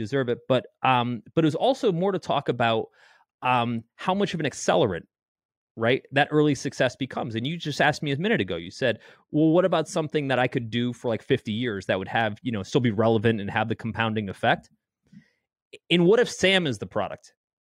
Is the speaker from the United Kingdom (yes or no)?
no; Canada; I'm a Canadian model.